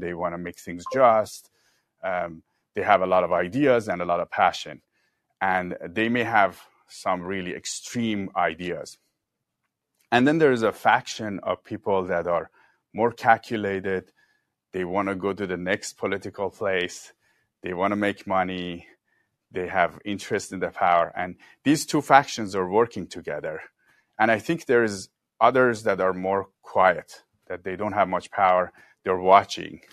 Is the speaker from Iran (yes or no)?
yes; Iran; also born or lived in Mexico City, Mexico / China; now in Southern California, United States; I lived in Iran, I grew up in Iran